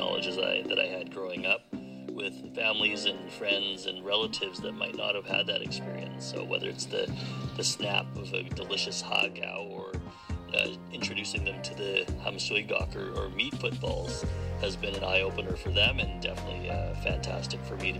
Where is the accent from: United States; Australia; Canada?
Canada; a Canadian-born Chinese guy